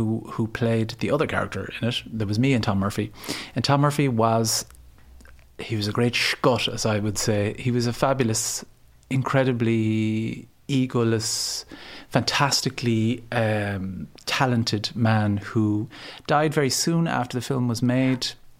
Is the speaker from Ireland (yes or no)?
yes; Ennis, Munster, Ireland; now in Dublin, Ireland; I come from Ennis, County Clare. I moved to Dublin in 1990.